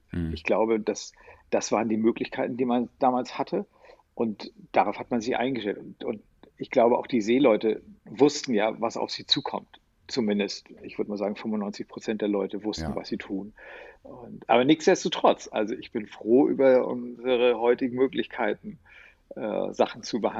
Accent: Hamburg, Germany; als Hamburger Jung

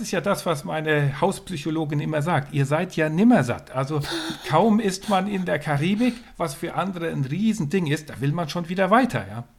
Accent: west coast of Sweden, Sweden; moved away; ich bin an, an der Westküste von Schweden aufgewachsen.

